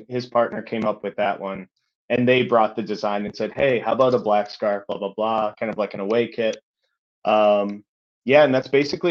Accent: United States; as an American Celtic supporter

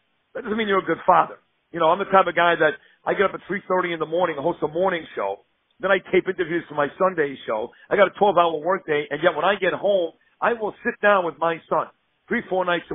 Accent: New York City, New York, United States; I grew up in Brooklyn, New York

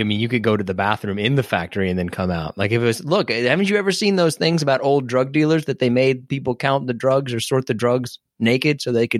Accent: Detroit, Michigan, United States; I'm from Detroit, and if there's two things I know about Detroit, it's … and white boy Rick.

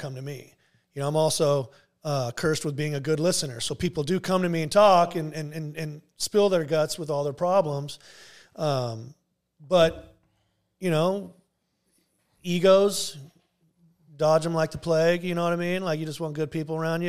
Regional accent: Garden Grove, California, United States; I'm born and raised in Garden Grove.

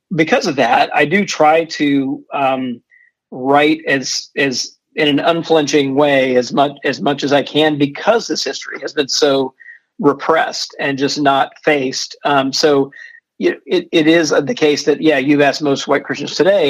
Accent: Jackson, Mississippi, United States; also born or lived in Middle Georgia; I grew up in the Deep South. I grew up mostly in Jackson, Mississippi

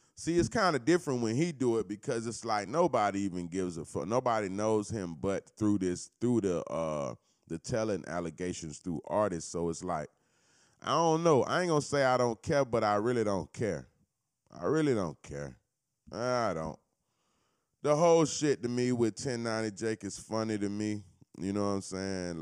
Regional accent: Florida, United States; I'm not from Cali, I'm from Florida

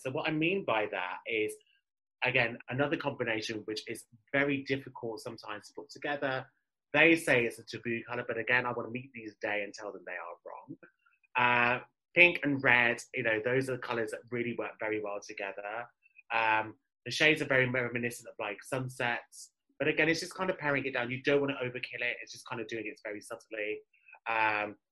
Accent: United Kingdom; accent: British; My British accent

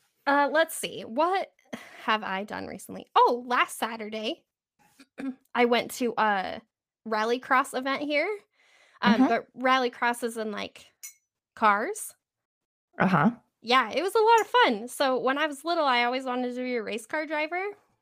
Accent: Wyoming, United States; Well, growing up in Wyoming, I mean, that was normal, you know, having 6, 7, 8 feet of snow.

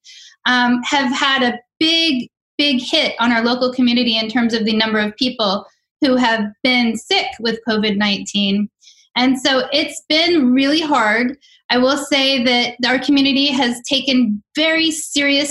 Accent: just outside D.C., Maryland, United States; also born or lived in Chicago, Illinois; I was born in Chicago. I went to elementary, middle school, and high school just outside of D.C. on the Maryland side

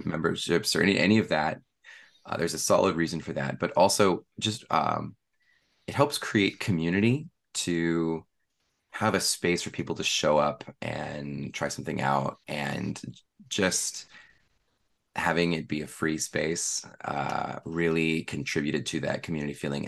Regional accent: East Bay, San Francisco Bay Area, California, United States; also born or lived in San Jose; I've lived in the Bay Area my whole life, uh, the East Bay

